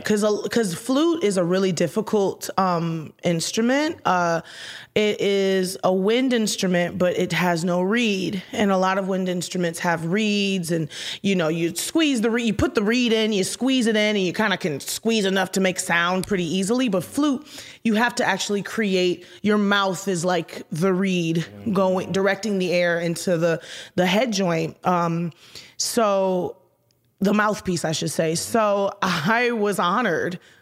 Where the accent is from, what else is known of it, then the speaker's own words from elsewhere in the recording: Houston, Texas, United States; moved away as an adult; also born or lived in Detroit, Michigan / Minneapolis; I was born in Detroit, Michigan. I was raised in Houston, Texas